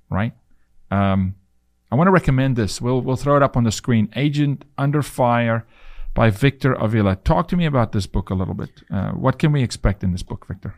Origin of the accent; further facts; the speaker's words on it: South Africa; now in United States; it was really difficult for me to become a citizen 'cause I was from South Africa